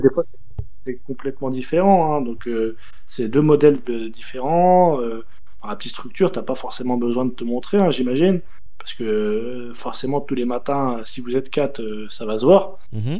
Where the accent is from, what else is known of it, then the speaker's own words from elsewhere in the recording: France; moved away as an adult; also born or lived in Paris; Je suis pas de Paris, je suis à la base, euh, j'arrive de, province